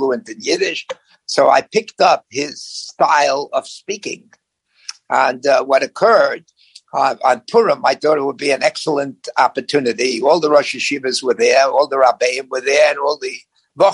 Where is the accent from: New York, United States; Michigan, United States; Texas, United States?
New York, United States; moved away as an adult; also born or lived in Vancouver, Canada; now in Los Angeles, United States; I was born in the Lower East Side